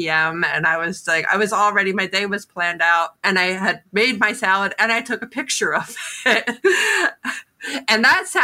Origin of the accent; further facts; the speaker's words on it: Philadelphia, Pennsylvania, United States; now in Connecticut, United States; I'm actually from Philadelphia, and I've done a sort of a slow migration, sort of north